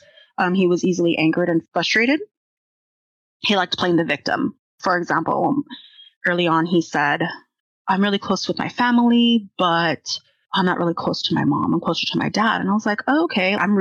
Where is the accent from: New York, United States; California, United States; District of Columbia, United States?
California, United States; we're from California. At least 4 or 5 generations.